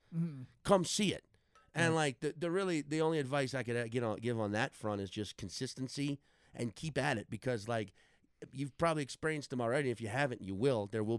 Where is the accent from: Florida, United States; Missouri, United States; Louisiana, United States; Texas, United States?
Louisiana, United States; New Orleans; because I started in New Orleans, right?